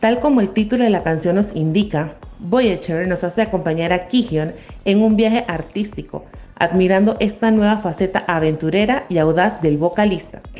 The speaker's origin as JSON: {"language": "Spanish", "country": "Panama", "said": "Hola, somos de Panamá"}